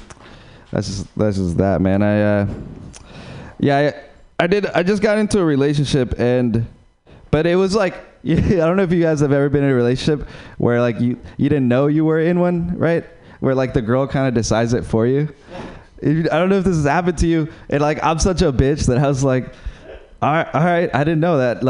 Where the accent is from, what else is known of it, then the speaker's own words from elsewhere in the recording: Uruguay; English is a second language; moved away; I'm from Uruguay